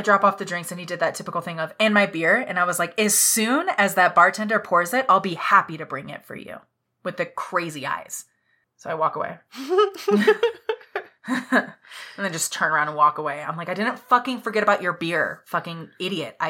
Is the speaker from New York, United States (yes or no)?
no; Nacogdoches, Texas, United States; I am from Texas. I live there. I was born in Nacogdoches